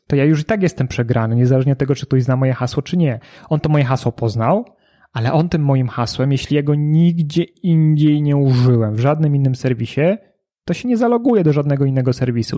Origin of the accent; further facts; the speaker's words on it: Kraków, Lesser Poland, Poland; ja jestem z Krakowa